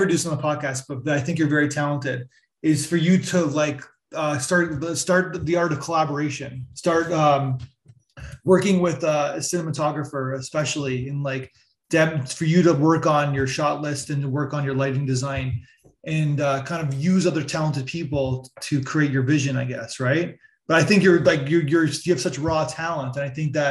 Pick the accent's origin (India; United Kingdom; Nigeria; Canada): Canada; moved away as an adult; also born or lived in New York City; I'm Canadian, so it's not the same thing, but I'm from a very small town in Canada